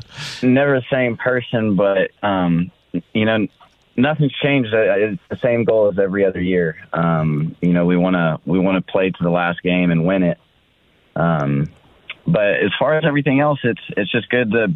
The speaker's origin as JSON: {"language": "English", "town": "Nashville", "region": "Tennessee", "country": "United States", "tie": "born or raised there", "also_born_or_lived": "Arizona / San Diego", "moved": "as an adult", "said": "I am from Nashville. I was born and raised."}